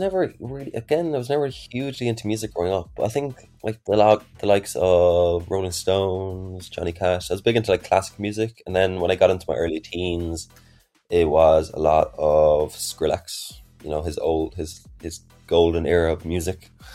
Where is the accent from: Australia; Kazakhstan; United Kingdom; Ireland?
Ireland; I'm from Ireland myself.